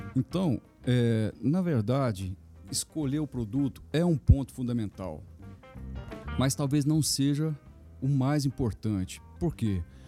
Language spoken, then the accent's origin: Portuguese; Minas Gerais, Brazil; sou mineiro